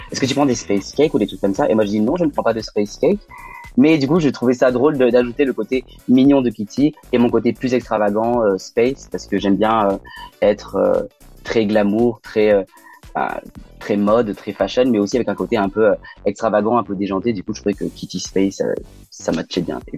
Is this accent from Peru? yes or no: no; Lyon, Auvergne-Rhône-Alpes, France; Mais oui, on peut dire que je viens de Lyon parce que mes parents sont habitent à Lyon, mes frères à Lyon.